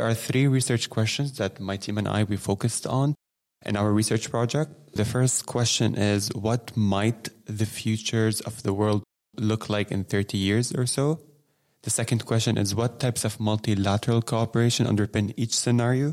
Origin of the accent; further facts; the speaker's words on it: Lebanon; now in Geneva, Switzerland; I'm from Lebanon originally